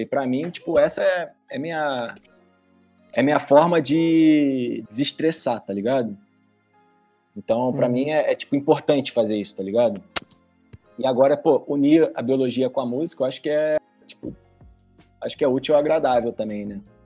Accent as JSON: {"language": "Portuguese", "region": "Rio de Janeiro", "country": "Brazil", "tie": "born or raised there", "said": "lá no meu bairro, lá em Tereza. Lá no Rio de Janeiro"}